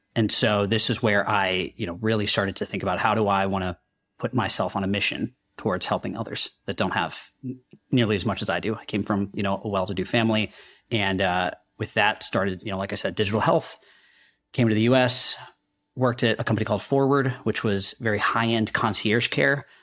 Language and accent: English; India; now in United States; I'm a kid from India, uh, who thought I'd be a doctor. I made my way to the U S